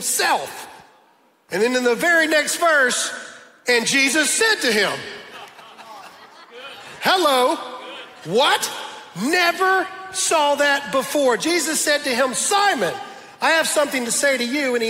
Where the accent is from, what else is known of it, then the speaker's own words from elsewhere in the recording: the South, United States; I'm from the South